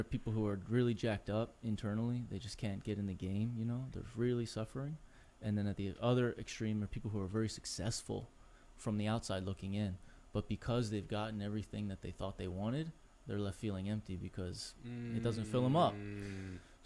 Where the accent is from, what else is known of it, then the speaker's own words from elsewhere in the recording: Philadelphia, Pennsylvania, United States; moved away as an adult; also born or lived in Los Angeles; I grew up in Philly, in the suburbs outside of the city, blue-collar neighborhood.